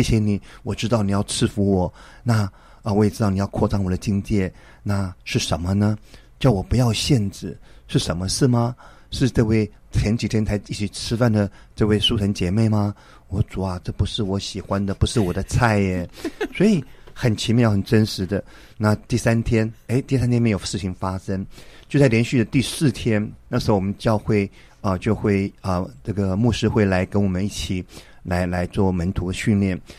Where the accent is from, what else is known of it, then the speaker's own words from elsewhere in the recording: Taipei, Taiwan; 我们之前在台北信友堂一起长大的